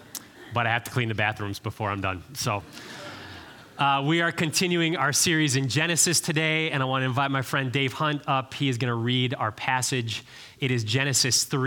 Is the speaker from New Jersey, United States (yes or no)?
no; Cleveland, Ohio, United States; moved away as an adult; now in Nashville, United States; I grew up in Cleveland, Ohio